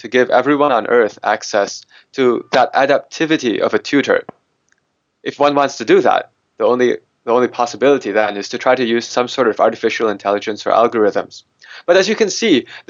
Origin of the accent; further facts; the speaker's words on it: United States; I'm an American mathematician.